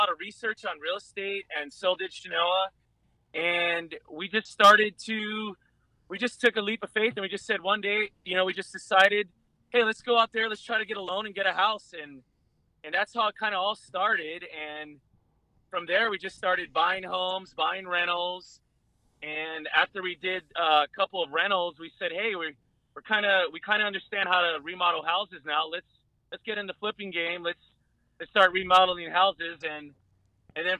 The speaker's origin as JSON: {"language": "English", "region": "Hawaii", "country": "United States", "also_born_or_lived": "Chico, California", "moved": "yes", "lives_now": "Northern California, United States", "said": "I'm from Hawaii."}